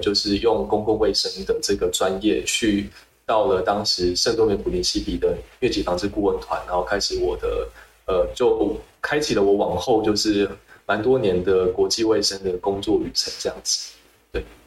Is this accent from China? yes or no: no; Taiwan; 以身为台湾人的身份